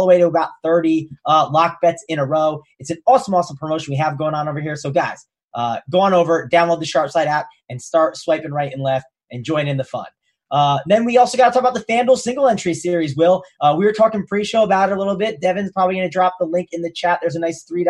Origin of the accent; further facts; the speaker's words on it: New Jersey, United States; I'm from Jersey